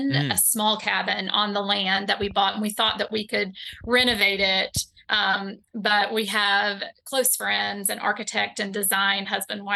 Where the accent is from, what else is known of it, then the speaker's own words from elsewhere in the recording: East Tennessee, United States; now in North Carolina, United States; the tobacco barns that I grew up around in East Tennessee